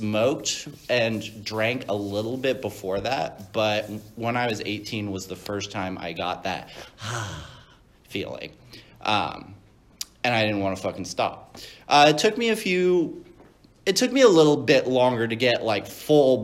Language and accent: English; Virginia, United States; I was born in Virginia.